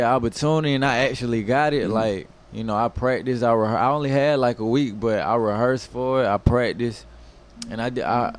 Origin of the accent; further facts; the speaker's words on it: Atlanta, Georgia, United States; growing up in Atlanta